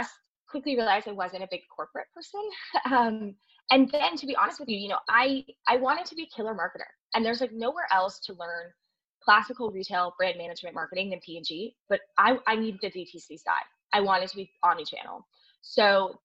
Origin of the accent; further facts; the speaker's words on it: Seattle, Washington, United States; I grew up in Seattle